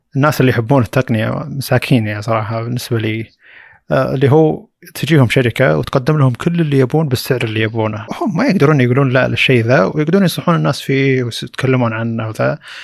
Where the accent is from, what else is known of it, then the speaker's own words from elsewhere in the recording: Saudi Arabia; عندنا في السعوديه